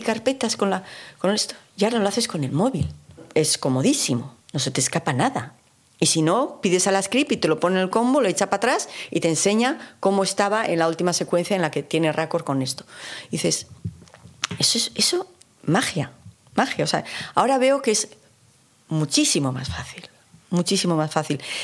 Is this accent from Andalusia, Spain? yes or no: no; Basque Country, Spain; para mí como vasca que soy